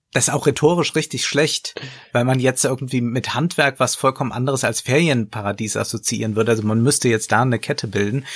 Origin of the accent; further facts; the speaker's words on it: Koblenz, Rhineland-Palatinate, Germany; Also daher komme ich, ich komme aus Koblenz